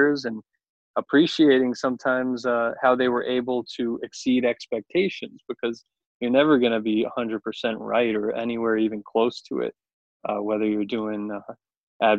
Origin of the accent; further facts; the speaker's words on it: Long Island, New York, United States; I grew up on Long Island